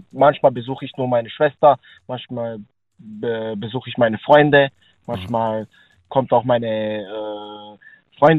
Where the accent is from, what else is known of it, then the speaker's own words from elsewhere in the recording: Slovakia; German is a second language; now in Germany; Also, ich komme aus der Slowakischen Republik, lebe hier seit ähm, zwölf Jahren.